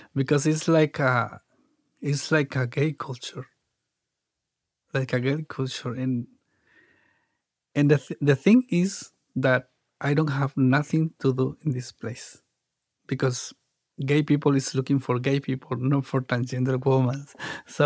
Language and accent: English; Mexico; English is a second language; now in San Diego, United States; I grew up in Mexico